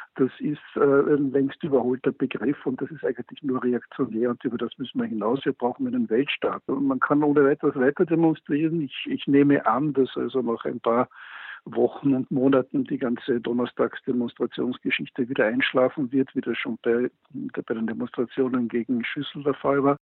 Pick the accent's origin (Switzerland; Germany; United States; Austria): Austria